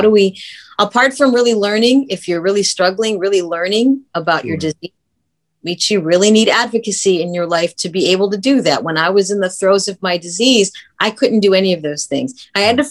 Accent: Brooklyn, Ohio, United States; moved away as an adult; also born or lived in Los Angeles; I was from Brooklyn, Ohio.

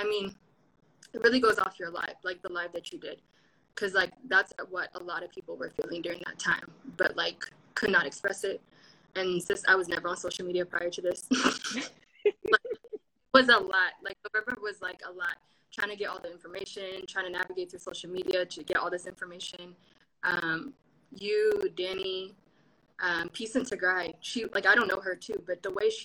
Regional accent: Seattle, Washington, United States; I'm from Seattle

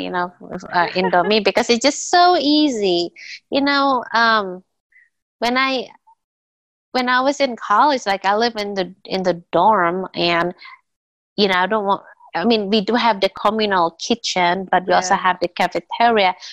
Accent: Indonesia; English is a second language; also born or lived in Oklahoma; now in United States; I haven't really gone back to my home country

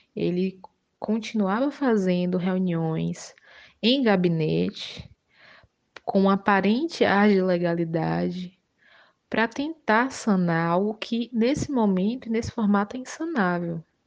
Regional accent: Utinga, Bahia, Brazil; eu sou de Utinga, Bahia

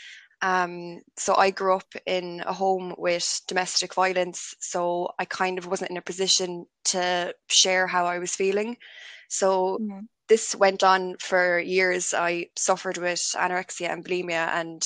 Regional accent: Limerick, Munster, Ireland; I'm from Limerick City

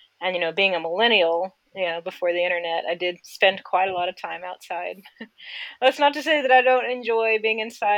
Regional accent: Sacramento, California, United States; I grew up in the Sacramento area of California, and I had a very fortunate circumstance of being born into a cattle ranching family

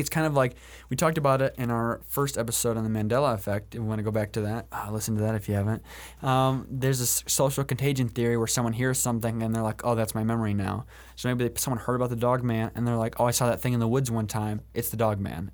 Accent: Allegan, Michigan, United States; Allegan, which is my hometown

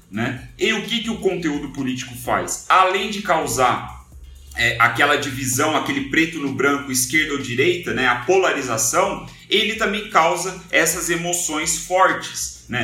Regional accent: São José dos Campos, São Paulo, Brazil; eu tô falando de São José dos Campos, que eu sou de São José dos Campos.

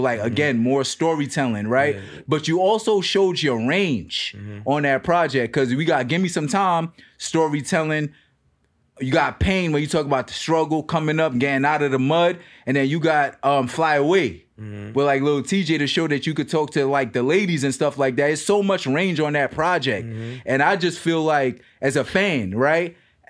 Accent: New York City, New York, United States; I'm from Brooklyn, right? Yeah. Born and raised.

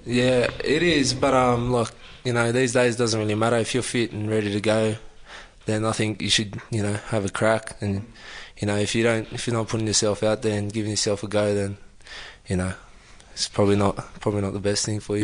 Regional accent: Sydney, New South Wales, Australia; moved away as an adult; now in Canberra, Australia; I was born in Sydney, um, grew up uh, around East Lakes area

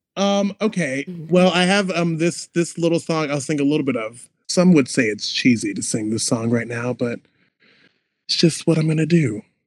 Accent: Omaha, Nebraska, United States; now in Chicago, United States; I am from Omaha, Nebraska, live in Chicago, Illinois

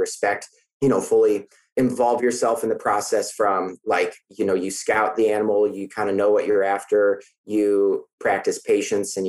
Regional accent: Iowa, United States; now in Troy, Missouri, United States; I'm initially from Iowa.

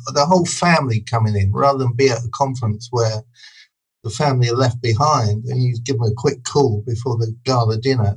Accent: Brighton, South East England, United Kingdom; I grew up in Brighton

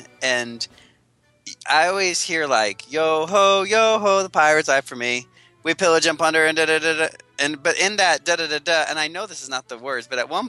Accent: Midwest, United States; I grew up in the Midwest. We don't have a lot of foreign accents here.

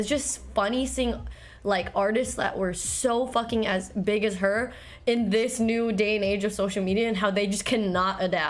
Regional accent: Chino Hills, California, United States; born or raised there; also born or lived in Korea / Walnut, California / London

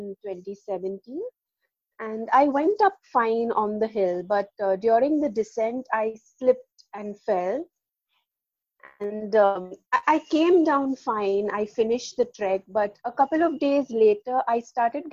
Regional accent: Mumbai, Maharashtra, India; I'm from Mumbai in India

